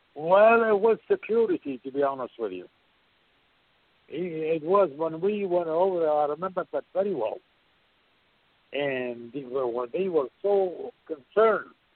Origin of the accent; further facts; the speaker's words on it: Baghdad, Baghdad Governorate, Iraq; moved away; also born or lived in Portland, Oregon; I am from Baghdad, Iraq